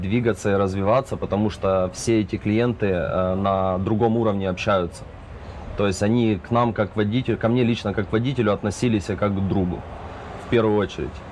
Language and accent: Russian; Zaporizhzhia, Zaporizhzhia Oblast, Ukraine; now in United States; мы из Украины, Запорожья, мы все здесь живем